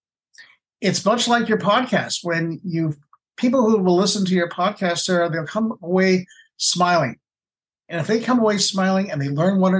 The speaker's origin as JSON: {"language": "English", "country": "Canada", "said": "being Canadian, I say kilometers"}